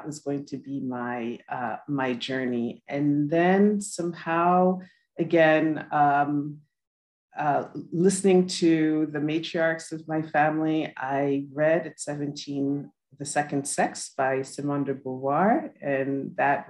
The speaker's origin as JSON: {"language": "English", "town": "New York City", "region": "New York", "country": "United States", "tie": "born or raised there", "said": "I am a first generation American. My parents were immigrants from Haiti. I was born in New York City"}